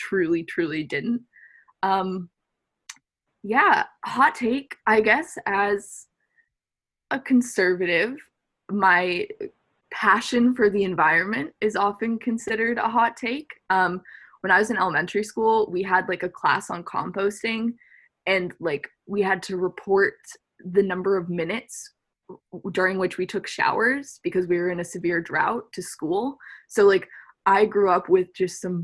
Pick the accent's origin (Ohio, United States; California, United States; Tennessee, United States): California, United States; Manhattan Beach; moved away as an adult; now in Washington, D.C., United States; I'm originally from Manhattan Beach, California, so it's just south